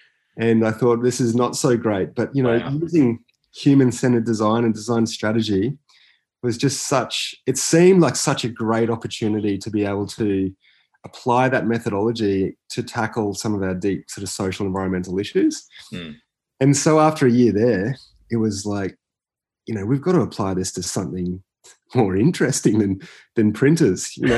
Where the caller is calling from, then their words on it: Brisbane, Queensland, Australia; also born or lived in Barcelona, Spain; I'm calling from Turrbal in Niagara country up at Mianjin or Brisbane. And I do call Brisbane home